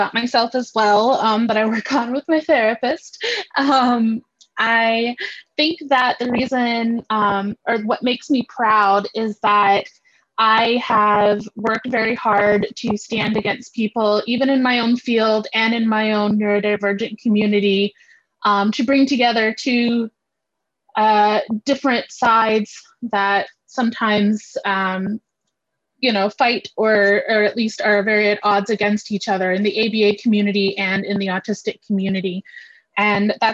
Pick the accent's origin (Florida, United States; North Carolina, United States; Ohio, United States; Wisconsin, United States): North Carolina, United States; now in Virginia, United States; I'm in Virginia, from North Carolina originally